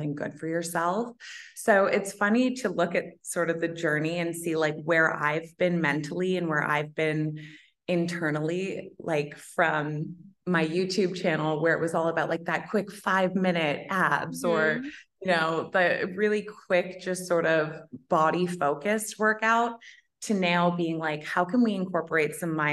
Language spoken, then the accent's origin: English; Toronto, Ontario, Canada; moved away as an adult; now in Australia; I was living in Toronto. So I'm from Toronto originally.